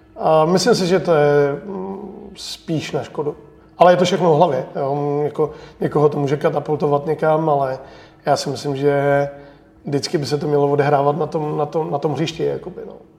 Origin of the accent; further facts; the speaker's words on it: Czechia; já jsem hrdý Čech